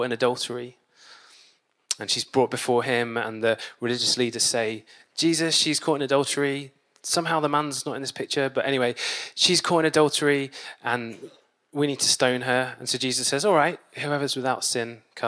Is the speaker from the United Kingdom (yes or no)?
yes; Peterborough, East of England, United Kingdom; now in Manchester, United Kingdom; I grew up in Peterborough